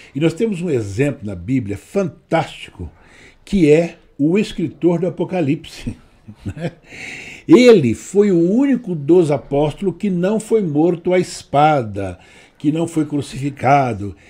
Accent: Brazil; also born or lived in São Carlos, São Paulo; nós somos brasileiros

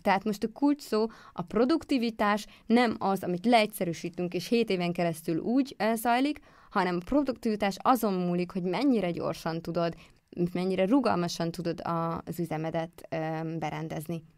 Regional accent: Békéscsaba, Békés, Hungary; moved away as an adult; also born or lived in Szeged; én vidékről jöttem, nekem Békés Csabáról

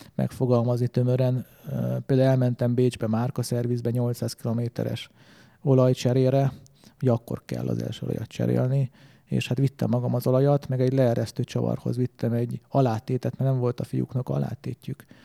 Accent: Hungary; én magyar vagyok

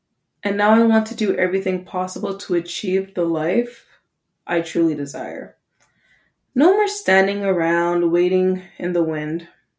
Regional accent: Canada; Yes, we are Canadian, so it's .ca, not .com, mostly because .com was taken, but that's okay.

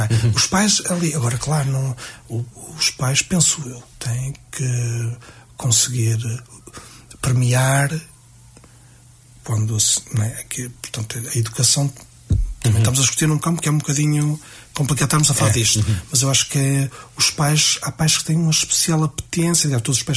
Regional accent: Vila Nova de Famalicão, Norte, Portugal; somos de Famalicão

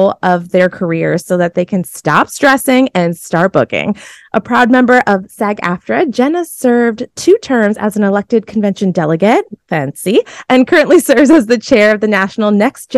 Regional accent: Massachusetts, United States; moved away; also born or lived in New York City; I'm from Massachusetts

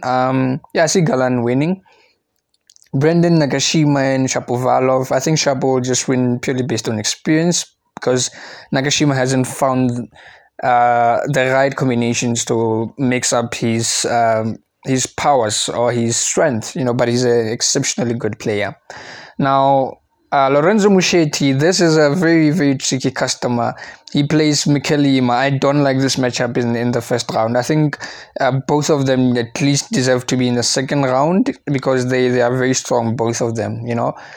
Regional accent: South Africa; I'm South African

